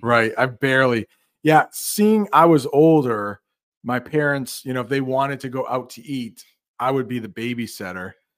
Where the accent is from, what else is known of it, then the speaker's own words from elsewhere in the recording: United States; as an American